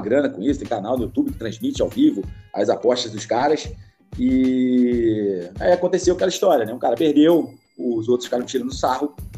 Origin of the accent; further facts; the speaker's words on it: Magé, Rio de Janeiro, Brazil; minha terra, nasci em Magema